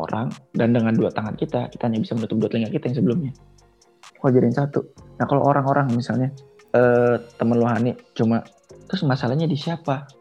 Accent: Aceh, Indonesia; tapi kalau gue ya emang gue Aceh

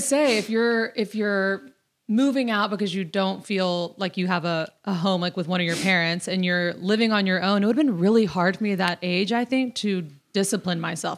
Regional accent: Destin, Florida, United States; moved away; I am from Destin, Florida

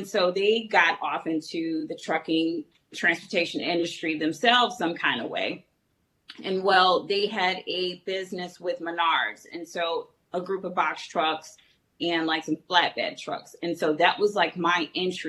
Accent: Chicago, Illinois, United States; I'm originally from Chicago

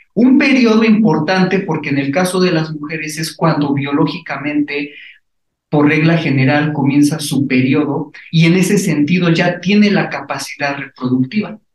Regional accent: Puebla, Mexico; nosotros como poblanos

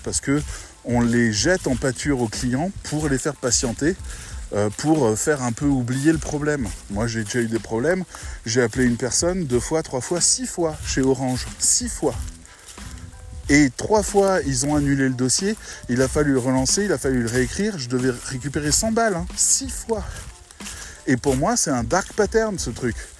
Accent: France; on est des Français

